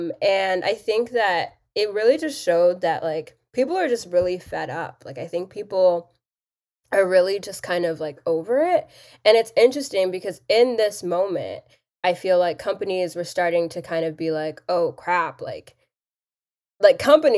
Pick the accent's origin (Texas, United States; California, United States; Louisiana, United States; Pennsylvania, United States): Texas, United States; Like, I grew up in Texas.